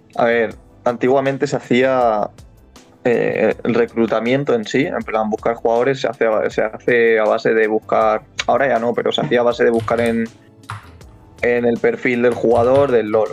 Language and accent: Spanish; Alicante, Valencian Community, Spain; soy de Alicante